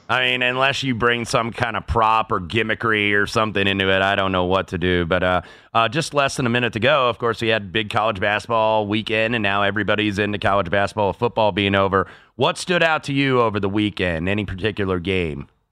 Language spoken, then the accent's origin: English; Indianapolis, Indiana, United States; moved away; my hometown of Indianapolis, Indiana